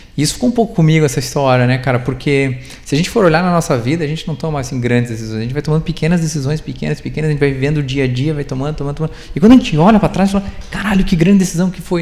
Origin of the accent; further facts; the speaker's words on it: Rio Grande do Sul, Brazil; moved away; also born or lived in Curitiba; Eu sou gaúcho